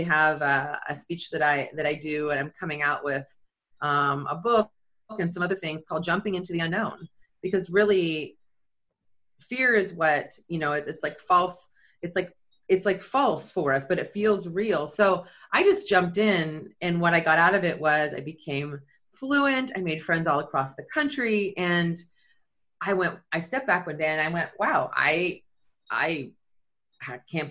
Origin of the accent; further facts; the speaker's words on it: Silicon Valley, California, United States; moved away as an adult; also born or lived in Florence, Italy; I'm born and raised in Silicon Valley.